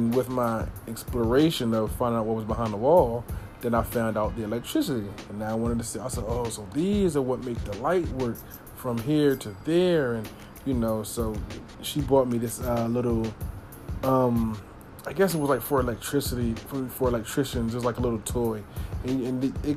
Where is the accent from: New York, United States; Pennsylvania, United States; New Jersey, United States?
Pennsylvania, United States; Philadelphia; I'm from Philly